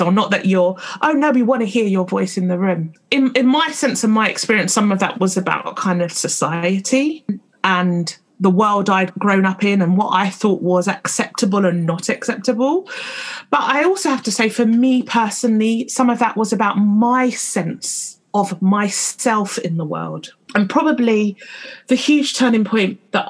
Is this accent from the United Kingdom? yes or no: yes; London, United Kingdom; I've spent most of my life, particularly growing up in London